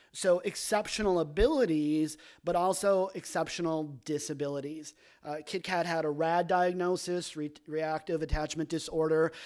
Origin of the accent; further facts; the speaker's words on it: Sheboygan, Wisconsin, United States; also born or lived in Minnesota; Paul and I grew up in Sheboygan, Wisconsin, or the Sheboygan area